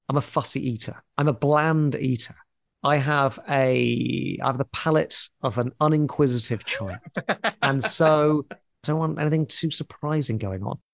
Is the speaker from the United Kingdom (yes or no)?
yes; Portsmouth, South East England, United Kingdom; moved away; I grew up in Portsmouth